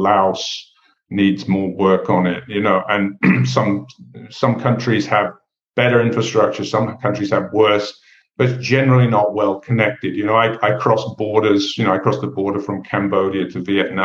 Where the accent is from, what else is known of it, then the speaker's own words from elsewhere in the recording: England, United Kingdom; I grew up in England